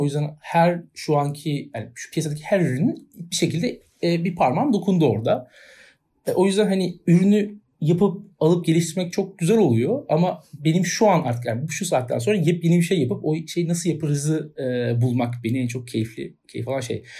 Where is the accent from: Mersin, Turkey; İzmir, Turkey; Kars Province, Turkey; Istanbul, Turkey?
Istanbul, Turkey; Ben doğumuyla İstanbulluyum.